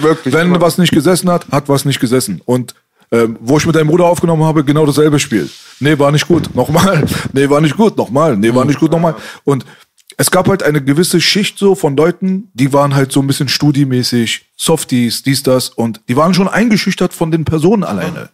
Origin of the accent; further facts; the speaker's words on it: Berlin, Germany; bei uns in Kreuzberg